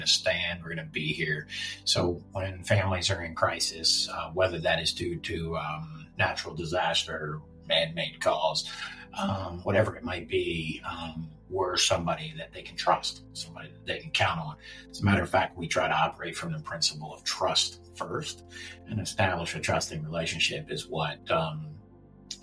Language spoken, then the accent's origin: English; Baltimore, Maryland, United States; I'm from here. This is my hometown